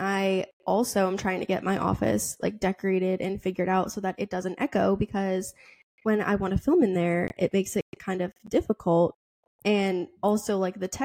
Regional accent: Boston, Massachusetts, United States; I'm from Boston

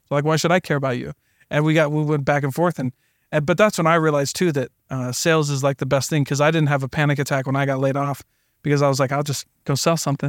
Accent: the Midwest, Iowa, United States; I'm from the Midwest

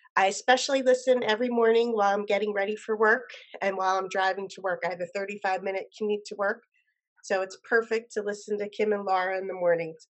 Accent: New Jersey, United States; I'm from New Jersey, South Jersey

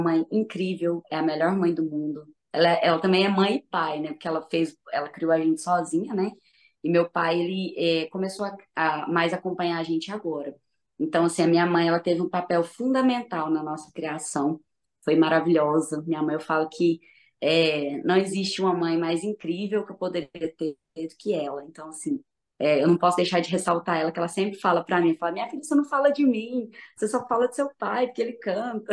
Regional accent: Uberlândia, Minas Gerais, Brazil; accent: mineiro

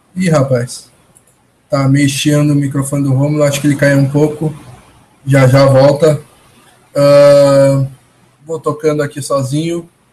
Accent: Porto Alegre, Rio Grande do Sul, Brazil; Eu, eu que sou de Porto Alegre

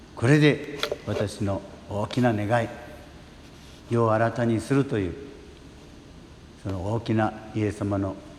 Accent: Amami Ōshima, Kagoshima, Japan; now in Ibusuki, Japan; 奄美大島で生まれてどんな両親のもとで生まれて

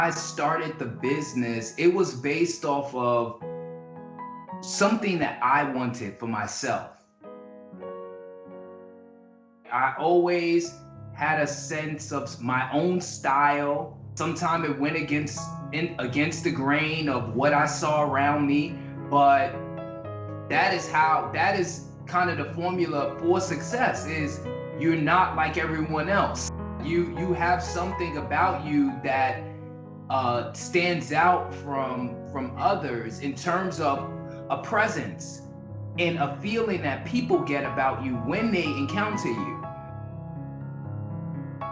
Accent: New York City, New York, United States; I grew up in the Bronx

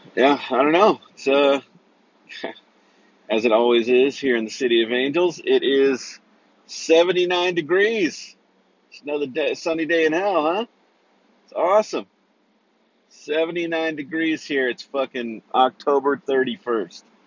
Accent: Central Valley, California, United States; I grew up in Central Valley

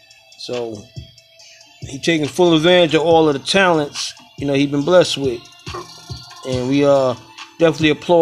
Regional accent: New York City, New York, United States; moved away; I was born in Crown Heights

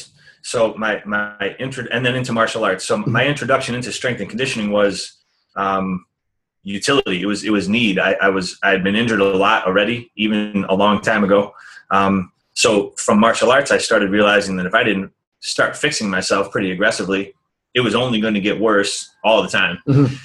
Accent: Rochester, New York, United States; also born or lived in Long Beach, California; I moved back to Rochester, New York, my hometown

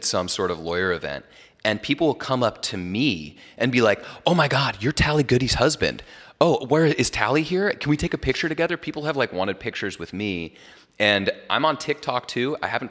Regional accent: Jackson Hole, Wyoming, United States; Well, you know, so I'm from Jackson Hole originally. It's like the best skiing in North America.

